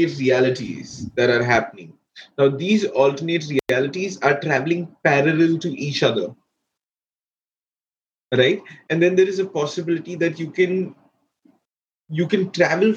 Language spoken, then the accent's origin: English; India; growing up in India